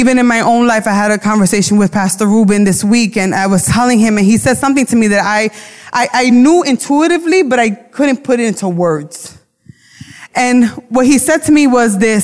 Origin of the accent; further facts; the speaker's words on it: New York City, New York, United States; accent: Brooklyn; My accent comes out. I don't pronounce words correctly. My Brooklyn comes out.